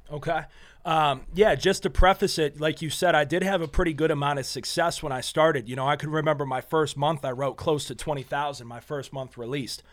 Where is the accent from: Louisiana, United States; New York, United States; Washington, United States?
New York, United States; Western; moved away; also born or lived in Nashua, New Hampshire / Meadville, Pennsylvania; I was born in New Hampshire, but I was raised in New York, uh, just a small town in New York.